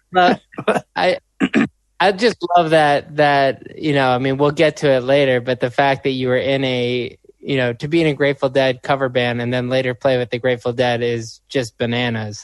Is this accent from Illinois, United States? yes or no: yes; Chicago, Illinois, United States; I'm from Chicago